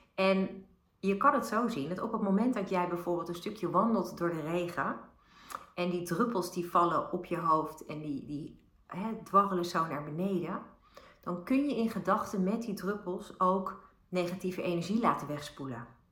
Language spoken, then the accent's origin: Dutch; Bilthoven, Utrecht, Netherlands; ik ben opgegroeid in Beeldhoven bij de Julianenlaan En dat is heel dicht bij het spoor, uh, het, het, treinspoor tussen Den Dolder en Utrecht